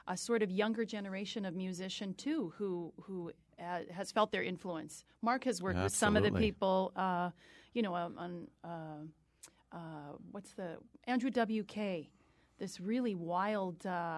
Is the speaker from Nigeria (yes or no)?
no; Canada; moved away as an adult; now in Connecticut, United States; I'm originally from Canada